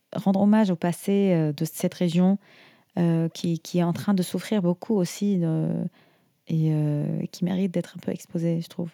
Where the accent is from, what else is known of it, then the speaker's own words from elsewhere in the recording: Syria; nous, en Syrie, par exemple, on a, des, euh, on a quelques villages